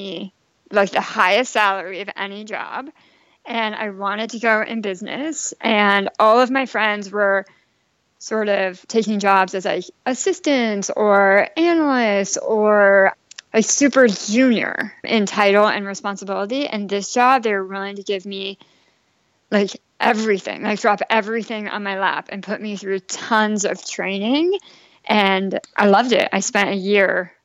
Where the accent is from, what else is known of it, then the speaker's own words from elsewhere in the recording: Bay Area, California, United States; I grew up in the Bay Area in California, what I would say like a vanilla middle-class suburban town